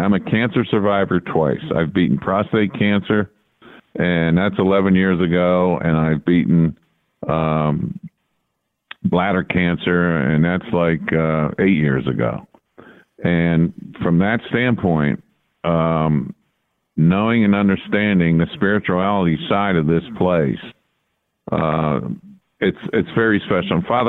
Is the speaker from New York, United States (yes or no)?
yes; New York, United States; Well, growing up in Hudson Valley back as a kid, Army Notre Dame was always a big game.